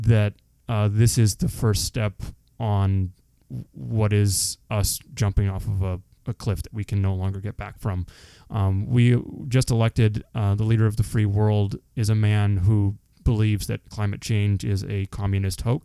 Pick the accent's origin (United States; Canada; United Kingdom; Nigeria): Canada; we're Canadian